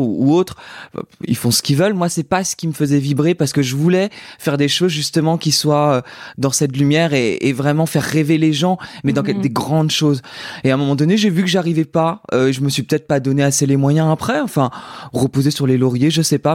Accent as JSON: {"language": "French", "region": "Brittany", "country": "France", "moved": "yes", "lives_now": "Paris, France", "said": "J'ai quitté la Bretagne où je chantais devant les vaches autour des dans les champs. Enfin j'habitais pas dans les champs, mais en tout cas ma, maison était au milieu des champs."}